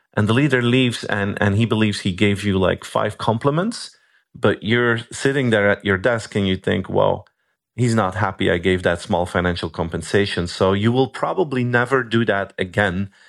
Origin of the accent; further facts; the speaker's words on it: Belgium; I'm from Belgium.